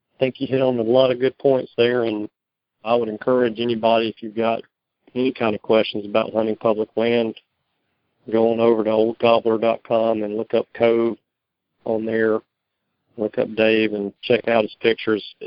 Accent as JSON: {"language": "English", "region": "Georgia", "country": "United States", "said": "I'm from Georgia"}